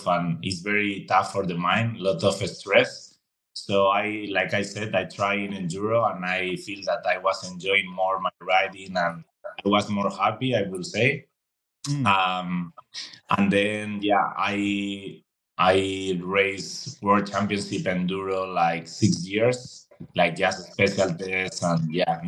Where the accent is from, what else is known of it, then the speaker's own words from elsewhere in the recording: Madrid, Community of Madrid, Spain; English is a second language; moved away as an adult; now in Andorra; I am from Spain, Madrid, the middle of Spain. And yeah, I've been living here my whole life